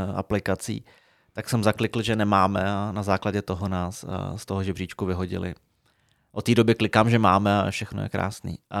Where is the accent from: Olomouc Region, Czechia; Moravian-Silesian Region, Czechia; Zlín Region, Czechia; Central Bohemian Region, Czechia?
Moravian-Silesian Region, Czechia; Frenštát pod Radhoštěm; moved away as an adult; also born or lived in Brno / Prague; jsem se sebral z Frenštátu